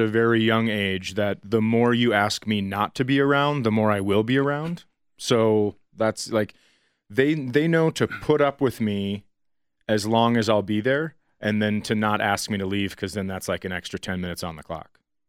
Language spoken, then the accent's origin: English; Colorado, United States; where are you from? Colorado.